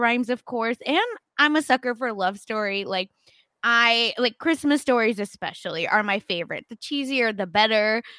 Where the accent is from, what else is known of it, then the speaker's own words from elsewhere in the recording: India; I'm Indian